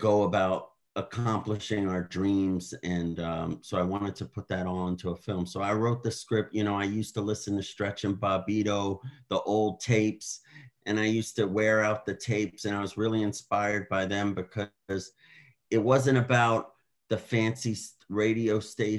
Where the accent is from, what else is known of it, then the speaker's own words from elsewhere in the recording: New York City, New York, United States; I'm from Brooklyn, born and raised